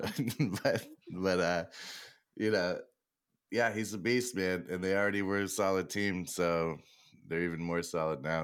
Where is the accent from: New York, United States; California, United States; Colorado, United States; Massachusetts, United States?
Massachusetts, United States; Boston; I'm from Boston